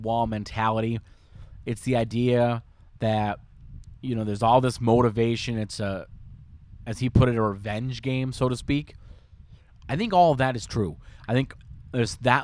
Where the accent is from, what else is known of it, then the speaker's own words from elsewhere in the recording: Minnesota, United States; as a Minnesotan